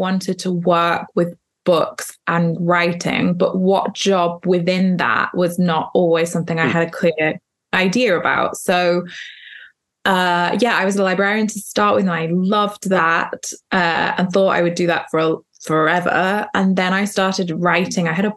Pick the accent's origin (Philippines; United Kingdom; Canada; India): United Kingdom; also born or lived in Wales; now in London, United Kingdom; I am British, but I am technically half Scottish, half English.